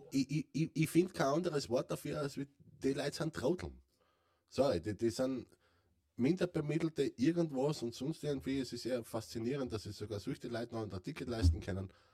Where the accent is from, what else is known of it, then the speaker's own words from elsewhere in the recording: Carinthia, Austria; bei uns in Kärnten